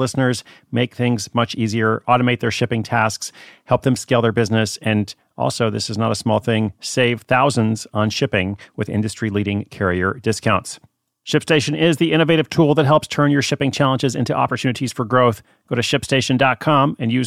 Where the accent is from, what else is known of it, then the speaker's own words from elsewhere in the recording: Portland, United States; my hometown of Portland